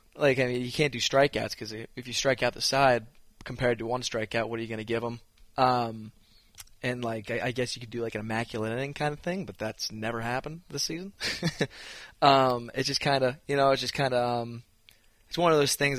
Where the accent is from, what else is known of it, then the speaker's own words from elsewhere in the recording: Massachusetts, United States; moved away as an adult; now in Blacksburg, United States; I'm from Mass.